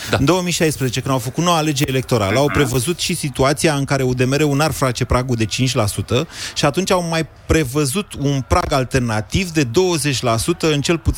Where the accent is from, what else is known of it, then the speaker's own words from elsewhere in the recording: Arad, Arad County, Romania; arătean, am trăit